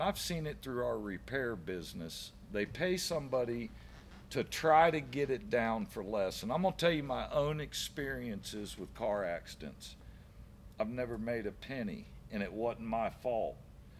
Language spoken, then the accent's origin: English; Brandon, United States; I can tell you, I do not regret whatsoever growing up in Brandon.